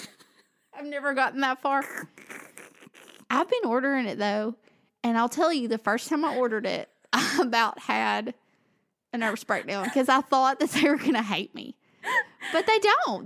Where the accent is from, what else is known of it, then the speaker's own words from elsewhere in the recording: the South, United States; I'm from the South